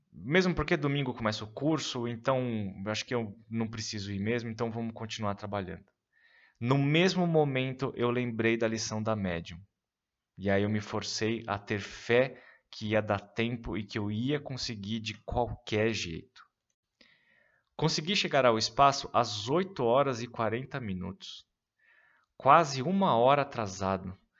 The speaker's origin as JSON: {"language": "Portuguese", "region": "São Paulo", "country": "Brazil", "tie": "born or raised there", "said": "no Ipiranga, bairro onde cresci e morei até então"}